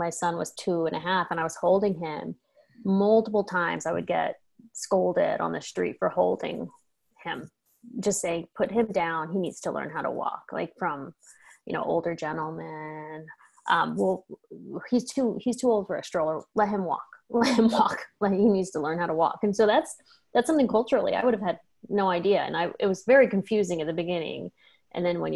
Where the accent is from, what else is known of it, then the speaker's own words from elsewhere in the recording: United States; now in Spain; we're American citizens